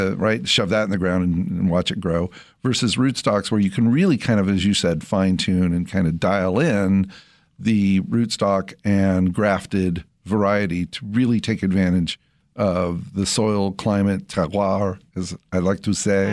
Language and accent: English; Central California, United States; my childhood when I grew up in Central California